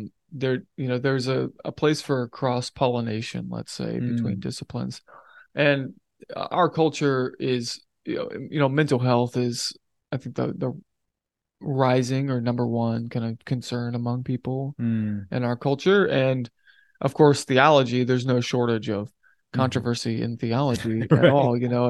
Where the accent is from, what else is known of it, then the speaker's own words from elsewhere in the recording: Hamilton, Ohio, United States; so I grew up in Cincinnati, Ohio, or just north of it in a town called Hamilton, Ohio.